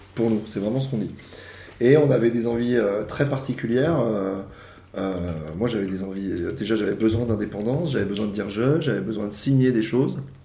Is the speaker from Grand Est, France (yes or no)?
no; Yvelines, Île-de-France, France; Je viens des Yvelines